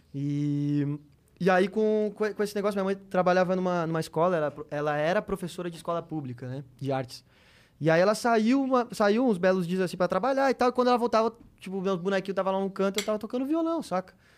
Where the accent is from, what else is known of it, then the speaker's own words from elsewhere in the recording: Novo Hamburgo, Rio Grande do Sul, Brazil; also born or lived in Porto Alegre; Eu sou do Rio Grande do Sul, né? Eu, eu, nasci em Porto Alegre e morei em Novo Hamburgo, uma cidade vizinha, assim. E aí cresci muito no meio da música